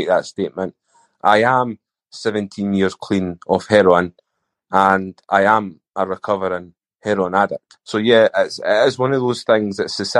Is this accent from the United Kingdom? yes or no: yes; Edinburgh, Scotland, United Kingdom; I grew up in Edinburgh in Scotland